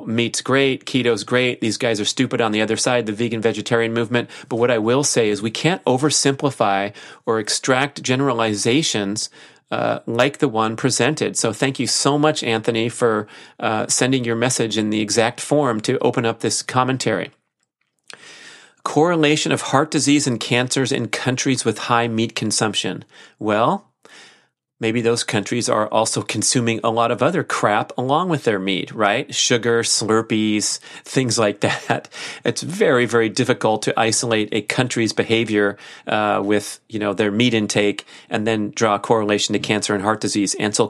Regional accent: Australia; Good day. I'm from Australia and just about to embark on the keto reset diet.

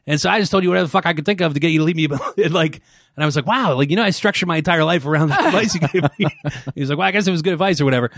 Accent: Pittsburgh, Pennsylvania, United States; also born or lived in Dayton, Ohio; In Pittsburgh, Pennsylvania.

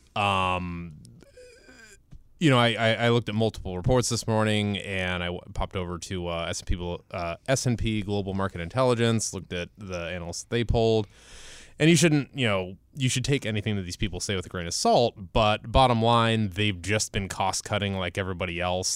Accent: Ohio, United States; moved away; I am born and raised in Ohio

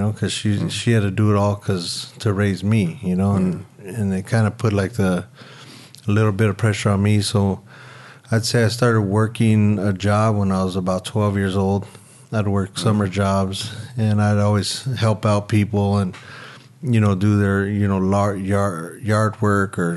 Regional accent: Santa Monica, California, United States; I was born in Santa Monica at St. John's Hospital and grew up pretty much all on the west side

